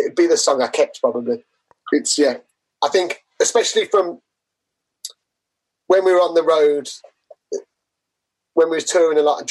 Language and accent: English; Manchester, North West England, United Kingdom; from Manchester